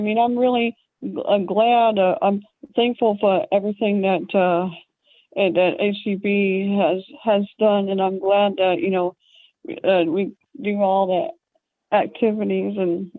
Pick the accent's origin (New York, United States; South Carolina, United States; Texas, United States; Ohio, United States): Ohio, United States; I'm from Ohio.